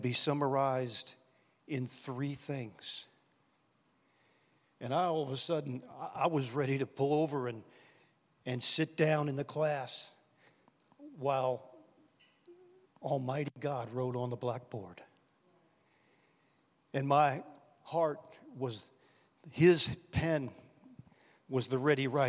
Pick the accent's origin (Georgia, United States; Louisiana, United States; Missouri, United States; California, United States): Louisiana, United States; New Orleans; We grew up in New Orleans